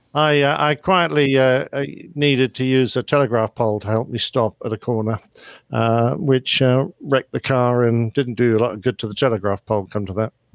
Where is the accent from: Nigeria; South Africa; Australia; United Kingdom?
Australia; Brisbane, Queensland; I'm from Brisbane, Australia.